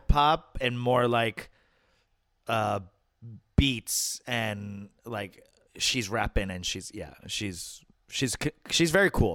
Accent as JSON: {"language": "English", "region": "New York", "country": "United States", "tie": "born or raised there", "said": "my home state's governor"}